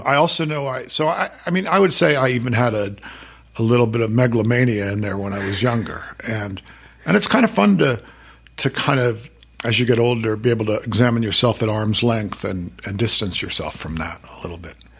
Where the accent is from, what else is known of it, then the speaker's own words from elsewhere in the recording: Worcester, Massachusetts, United States; moved away as an adult; also born or lived in Boulder, Colorado; it's where I grew up. It's my hometown